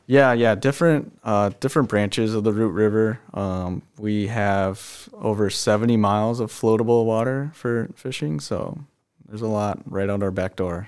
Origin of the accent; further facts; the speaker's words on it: Lake Minnetonka, Minnesota, United States; we grew up on Lake Minnetonka, and that's all we did was fish and wakeboard